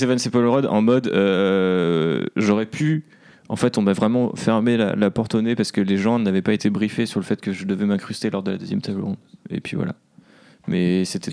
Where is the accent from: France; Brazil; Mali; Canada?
France; also born or lived in Amsterdam; j'étais français